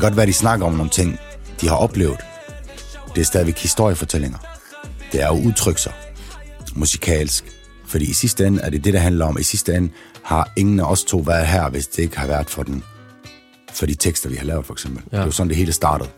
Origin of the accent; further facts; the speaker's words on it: Aarhus, Central Denmark Region, Denmark; Jeg er vokset op i Trillegården, Aarhus V.